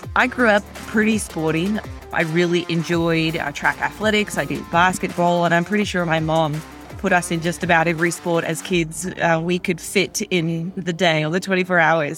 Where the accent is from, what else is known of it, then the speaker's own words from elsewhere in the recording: Australia; also born or lived in America; now in United States; growing up in Australia